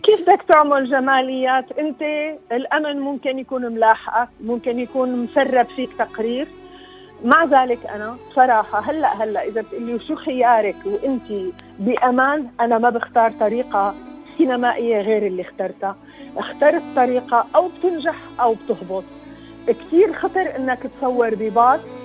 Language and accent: Arabic; Syria; واجبي كسوريه